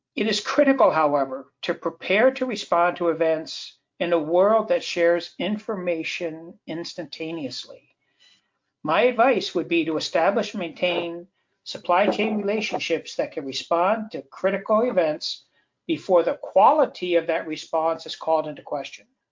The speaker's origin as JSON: {"language": "English", "region": "Southeast", "country": "United States", "said": "I come from the Southeast, where every year we have to prepare for hurricane season"}